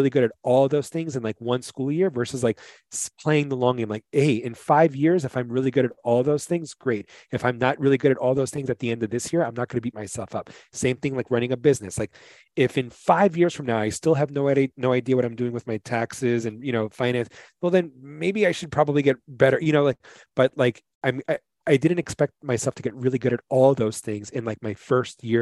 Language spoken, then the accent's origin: English; New York City, New York, United States; I'm from New York City